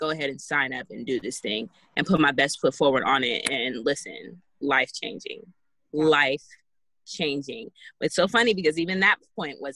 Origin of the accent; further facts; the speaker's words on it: Jacksonville, Arkansas, United States; born there; now in California, United States; I was born in Jacksonville, Arkansas. moved around for most of my life, and I ended up in California.